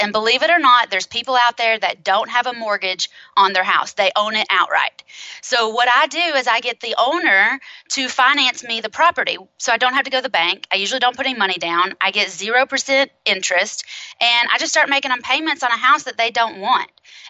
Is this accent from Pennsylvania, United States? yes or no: no; Knoxville, Tennessee, United States; I am in Knoxville, Tennessee. I was born and raised here.